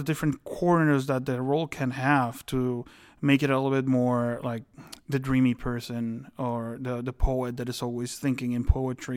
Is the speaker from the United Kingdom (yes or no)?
no; Guatemala; moved away; my home country, Guatemala.